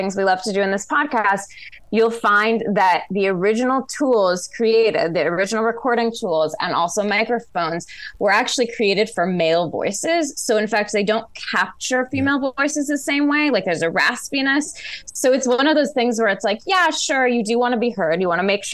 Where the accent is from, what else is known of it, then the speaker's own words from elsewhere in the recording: Seattle, Washington, United States; I grew up in Seattle in the grunge era.